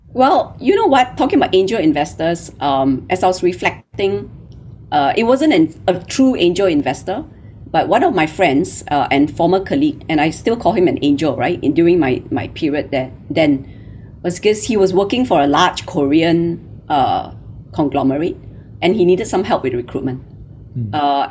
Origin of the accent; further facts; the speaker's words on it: Malaysia; moved away as an adult; now in Singapore; I'm Malaysian. Uh, you know, I grew up in Malaysia